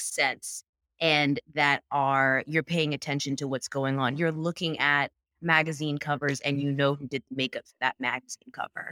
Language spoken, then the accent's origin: English; North Carolina, United States; moved away as an adult; now in New York, United States; I live in New York now, but I'm from North Carolina